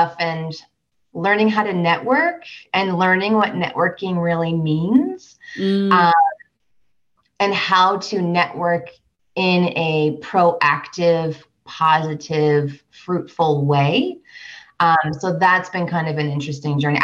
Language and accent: English; Vermont, United States; moved away as an adult; also born or lived in Washington, D.C. area / Los Angeles; now in Denver, United States; I'm from Vermont originally, born and raised, went to undergrad there.